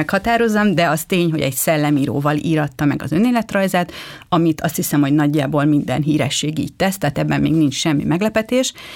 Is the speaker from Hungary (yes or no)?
yes; Budapest, Hungary; tőzsgyökeres budapestiként